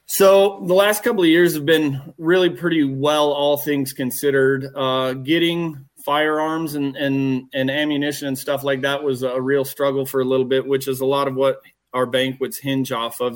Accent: Douglas, Wyoming, United States; growing up in Douglas and and the Casper area

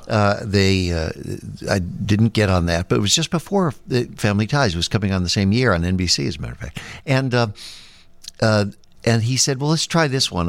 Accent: Chicago, Illinois, United States; born or raised there; moved away

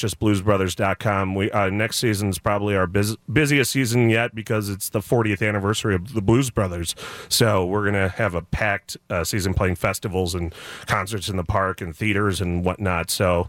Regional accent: Buffalo Grove, Illinois, United States; also born or lived in Highland Park, Illinois; now in Glenview, United States; Well, I was born in Highland Park and then was raised in Buffalo Grove, and now my wife and I live in Glenview.

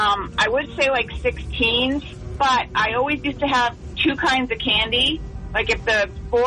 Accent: Wakefield, New Hampshire, United States; I'm from Wakefield.

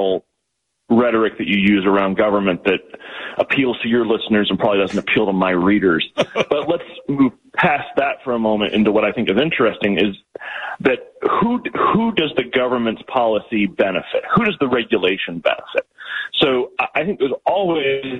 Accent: Florida, United States; now in Oregon, United States; my home state, Florida

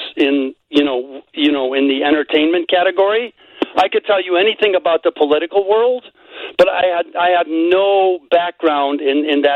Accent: Chicago, Illinois, United States; moved away as an adult; I grew up in Chicago

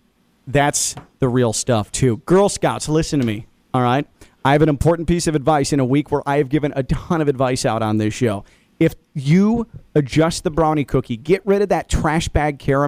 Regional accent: Midwest, United States; me growing up in the Midwest

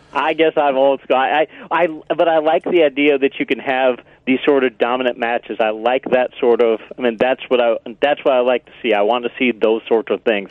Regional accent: Flint, Michigan, United States; I grew up in Flint, Michigan

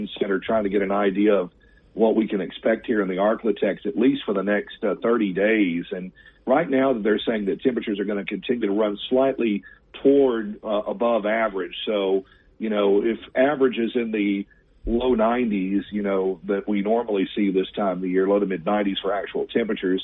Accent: Gulf Coast, United States; I grew up on the Gulf Coast myself

